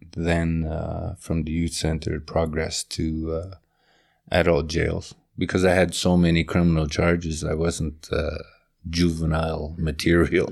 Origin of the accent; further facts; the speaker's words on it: Pine River, Manitoba, Canada; moved away; also born or lived in Alberta; my hometown of Pine River.